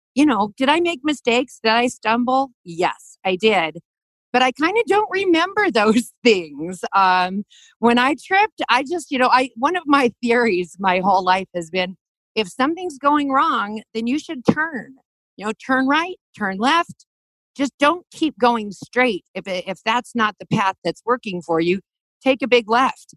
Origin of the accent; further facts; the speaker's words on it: Denver, Colorado, United States; moved away as an adult; also born or lived in Italy; I'm from Park Hill. I went to East High School. And I also went to the Career Education Center. So at 16, during my Denver public school time